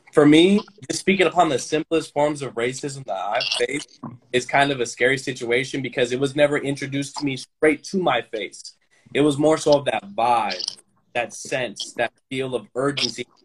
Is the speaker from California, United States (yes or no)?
yes; Sacramento, California, United States; now in Roseville, United States; I was born and raised in Sacramento, California, specifically the Antelope North Highlands area. Um, I, am a resident in Roseville, California